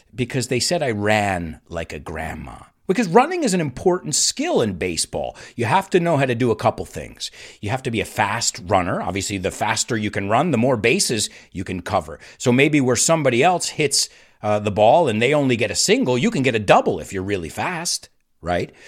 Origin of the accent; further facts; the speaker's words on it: United States; our American national anthem